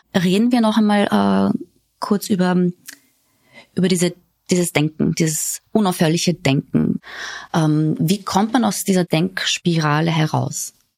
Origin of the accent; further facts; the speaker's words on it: Austria; hier bei uns in Österreich